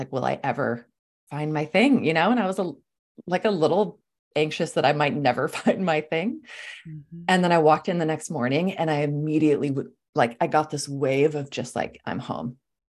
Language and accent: English; Sweden; English is a second language; also born or lived in California; I'm from Sweden originally. My whole family is back in Scandinavia. I love to travel. I grew up traveling. I'm like, you know, been back and forth between California and Scandinavia my whole life.